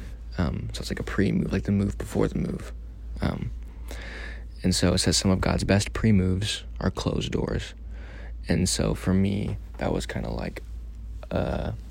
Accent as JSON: {"language": "English", "region": "Missouri", "country": "United States", "moved": "yes", "said": "I'm from Missouri, you know, I'm not from here"}